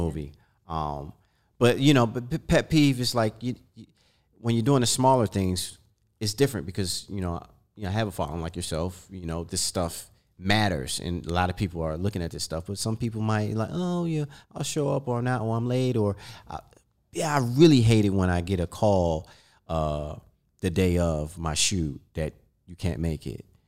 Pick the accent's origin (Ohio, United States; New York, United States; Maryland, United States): Maryland, United States; I'm from Maryland, D M V